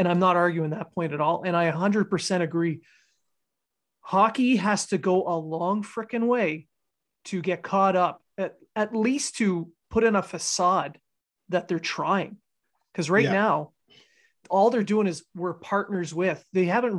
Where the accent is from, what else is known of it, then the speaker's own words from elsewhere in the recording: Canada; also born or lived in Northern Quebec / Northern Ontario; I grew up in Northern Quebec and Northern Ontario, and I grew up on Native reserves